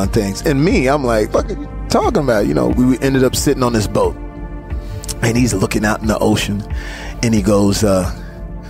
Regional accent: Terrell, Texas, United States; moved away; is Terrell, Texas. Never left that. Never forget that I'm from

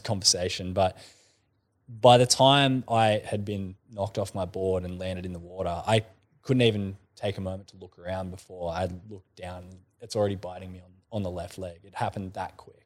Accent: Kiama, New South Wales, Australia; I grew up in Kaima

